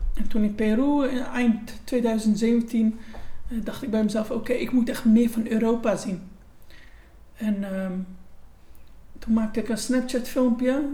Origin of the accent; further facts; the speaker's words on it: Gouda, South Holland, Netherlands; geboren en getogen in Gouda